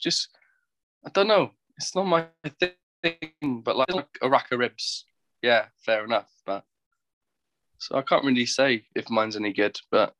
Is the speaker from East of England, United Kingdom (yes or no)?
no; London, United Kingdom; I'm from London, yeah.